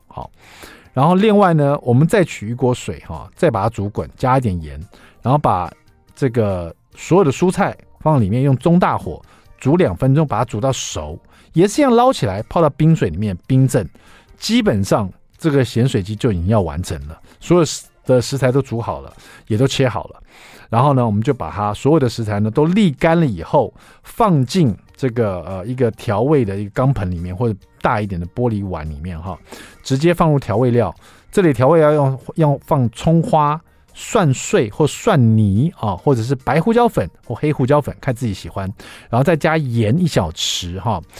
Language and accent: Chinese; Taiwan; 五星主厨快餐车是我们台湾这边的翻译